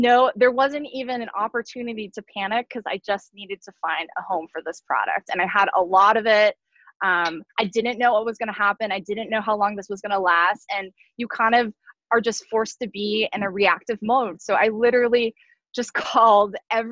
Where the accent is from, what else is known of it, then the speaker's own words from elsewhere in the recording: San Diego, California, United States; a small co-packer, family owned in my hometown of San Diego